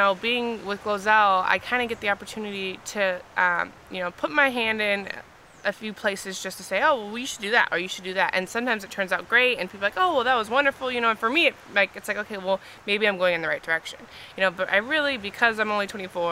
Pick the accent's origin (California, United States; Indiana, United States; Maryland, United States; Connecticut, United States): California, United States; Eastvale; also born or lived in Alabama; now in North Hollywood, United States; I'm from Eastvale, California. I was born and raised in the Inland Empire, and I ended up going to school in Alabama